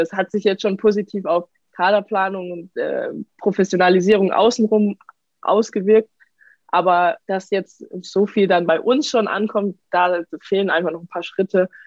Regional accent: Karlsruhe, Baden-Württemberg, Germany; now in Paris, France; ich komme aus Karlsruhe

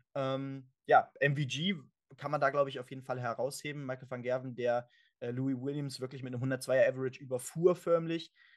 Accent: Germany; für uns natürlich auch als Deutsche

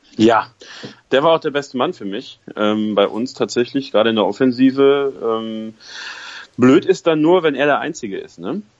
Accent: Münsterland, North Rhine-Westphalia, Germany; ich komme aus dem Münsterland

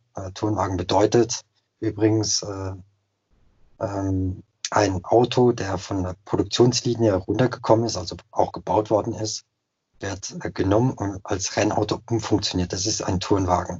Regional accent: Alsace, Grand Est, France; bei uns im Elsass

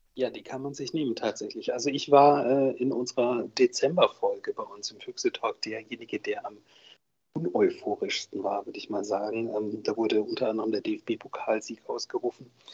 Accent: Soest, North Rhine-Westphalia, Germany; ich bin ja ein gebürtiger Soester

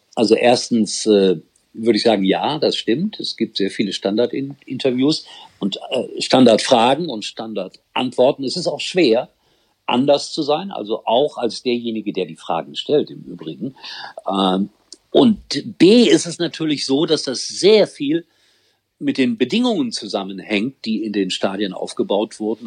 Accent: Gelsenkirchen, North Rhine-Westphalia, Germany; ich komme aus dem Ortsteil und äh, bin in der Oberhofstraße 8 groß geworden

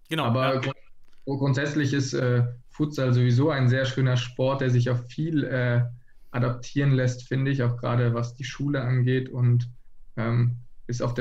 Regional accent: Baden-Württemberg, Germany; moved away as an adult; now in Flensburg, Germany; Genau, wir kommen ursprünglich aus, aus der Nähe von Freiburg

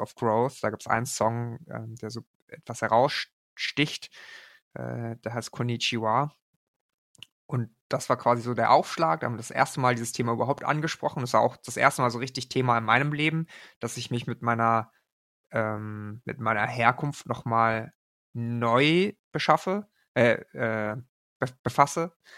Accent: Germany; Meine Eltern kommen aus Korea. Ich bin aber in Deutschland geboren

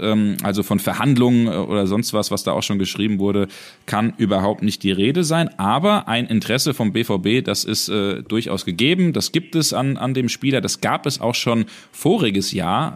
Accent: Hesse, Germany; bei uns in Hessen

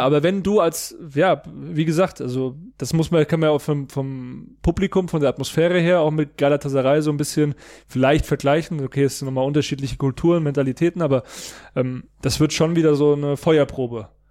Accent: near Frankfurt, Hesse, Germany; now in Munich, Germany; ich wohne ja in München, meine Familie in der Nähe von Frankfurt, wo ich herkomme

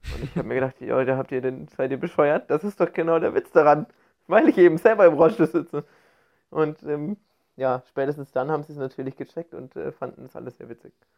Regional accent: Bavaria, Germany; now in Cologne, Germany; ich komme ja nicht aus Köln, ich komme gebürtig aus Bayern

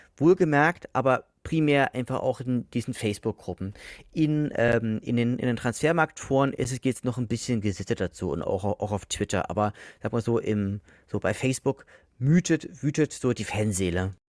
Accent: Leipzig, Saxony, Germany; now in Dresden, Germany; ich wohne ja aktuell in Dresden, bin ja Leipziger

